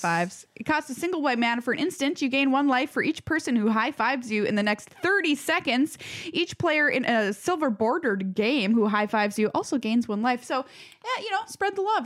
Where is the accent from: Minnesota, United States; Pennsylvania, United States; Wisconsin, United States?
Minnesota, United States; Duluth; I grew up in Duluth where all our lives revolve around that lift bridge